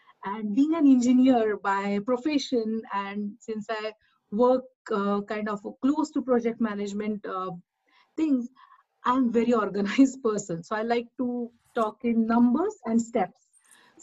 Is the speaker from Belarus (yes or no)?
no; India; now in New Jersey, United States; I'm from India. I'm based in New Jersey right now